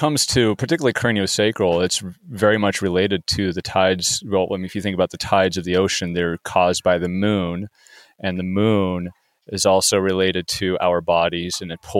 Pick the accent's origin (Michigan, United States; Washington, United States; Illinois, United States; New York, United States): Washington, United States; Seattle; I'm from Seattle, Washington